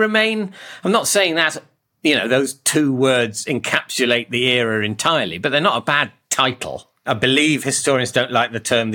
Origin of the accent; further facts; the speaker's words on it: Oxford, South East England, United Kingdom; I grew up in Oxford